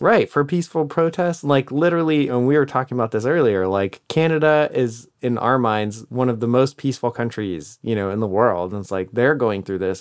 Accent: United States; as an American

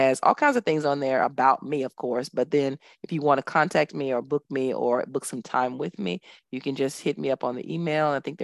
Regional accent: Dallas, Texas, United States; now in Abu Dhabi, United Arab Emirates; I'm from Dallas, Texas, but I live in Abu Dhabi, which is a stone's throw from Dubai.

